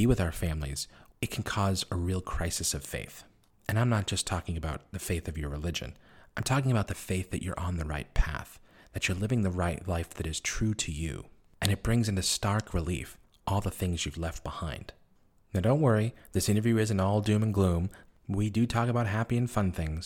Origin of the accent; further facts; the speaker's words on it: Boston, Massachusetts, United States; moved away as an adult; now in Beijing, China; I always identify as someone from Boston. I'm a Bostonian